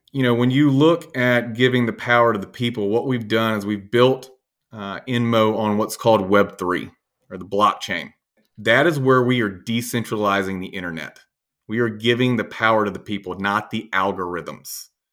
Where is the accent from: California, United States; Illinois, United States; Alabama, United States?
Alabama, United States; Birmingham; I'm from Birmingham, born and raised.